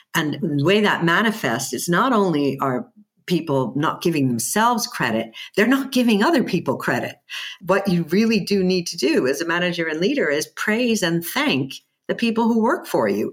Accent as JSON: {"language": "English", "country": "United States", "tie": "born or raised there", "also_born_or_lived": "Germany", "accent": "American", "moved": "as an adult", "lives_now": "United Kingdom", "said": "I have an American, um, upbringing"}